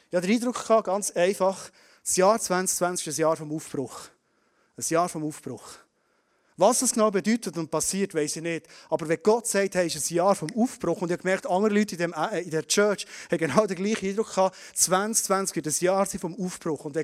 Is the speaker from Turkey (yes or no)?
no; Bern, Switzerland; Wir als Berner Oberländer, wir nicht verschwenden.